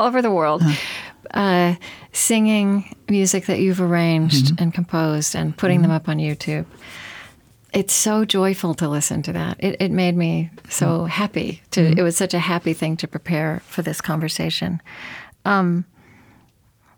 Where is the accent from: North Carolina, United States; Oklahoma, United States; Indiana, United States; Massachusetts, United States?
Oklahoma, United States; I grew up Southern Baptist in Oklahoma